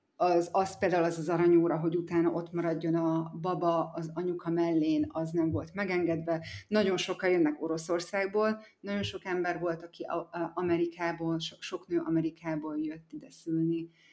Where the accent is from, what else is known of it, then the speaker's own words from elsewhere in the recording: Eger, Heves, Hungary; moved away as an adult; also born or lived in Szombathely, Hungary / United States; now in Bali, Indonesia; Egerben születtem, és a szüleim mind a ketten kápolnaiak, az egy Eger közeli falu